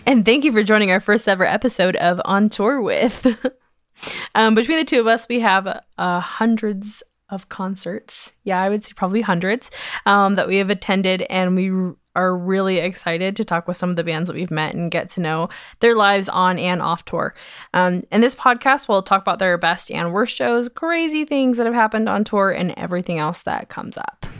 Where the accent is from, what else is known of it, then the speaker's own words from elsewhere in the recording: Georgia, United States; now in Utah, United States; I grew up in Georgia